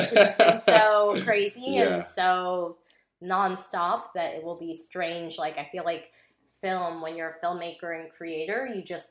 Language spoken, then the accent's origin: English; upstate New York, United States; moved away as an adult; now in Los Angeles, United States; I grew up in upstate New York, and there wasn't a lot of diversity in the community